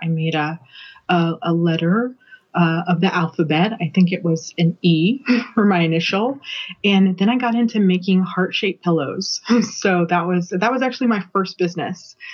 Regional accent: Colorado, United States; I grew up in Colorado, but I spent all of the summers of my youth in Louisiana

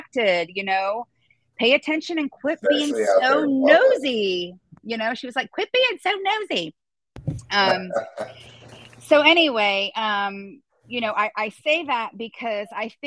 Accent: Florida, United States; also born or lived in New Jersey; I moved from New Jersey to Florida when I was 10

